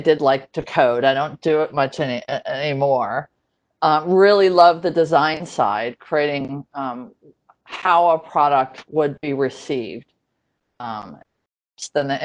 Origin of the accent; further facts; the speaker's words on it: Connecticut, United States; Growing up in Connecticut